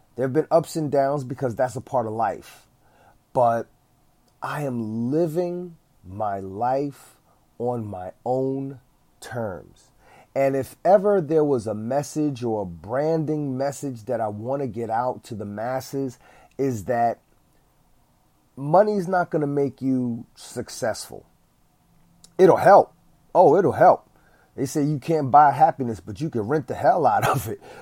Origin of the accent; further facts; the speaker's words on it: East Orange, New Jersey, United States; I did get hired by my hometown, East Orange